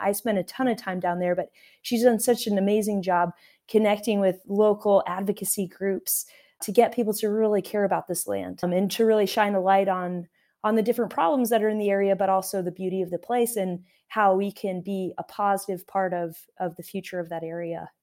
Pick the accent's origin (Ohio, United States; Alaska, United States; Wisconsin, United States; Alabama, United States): Alaska, United States; now in Tucson, United States; I grew up in Alaska